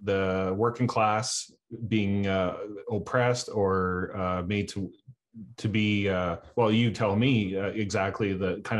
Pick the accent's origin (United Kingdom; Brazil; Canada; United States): Canada; I'm from Canada